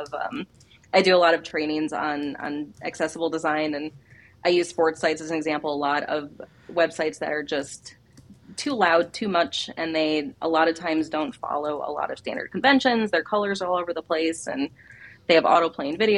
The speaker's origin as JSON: {"language": "English", "town": "Chicago", "region": "Illinois", "country": "United States", "said": "I'm from Chicago"}